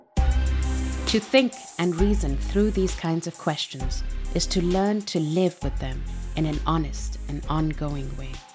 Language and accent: English; Pakistan; my own experience growing up in Pakistan